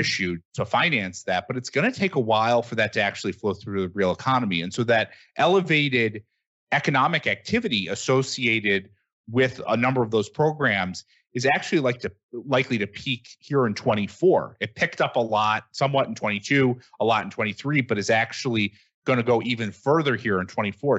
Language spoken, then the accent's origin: English; Michigan, United States; I, I come from Michigan